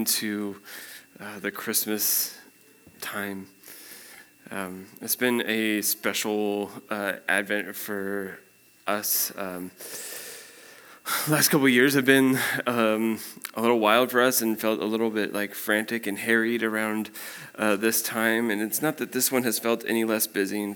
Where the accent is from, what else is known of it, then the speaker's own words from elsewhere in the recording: Spokane, Washington, United States; moved away as an adult; also born or lived in Chicago suburbs, Illinois / Eugene, Oregon; I grew up in Spokane, Washington